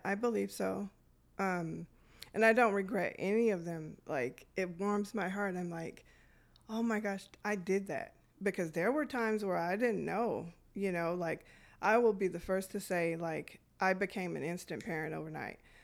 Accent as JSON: {"language": "English", "town": "Detroit", "region": "Michigan", "country": "United States", "tie": "born or raised there", "said": "I grew up in Detroit around the eighties"}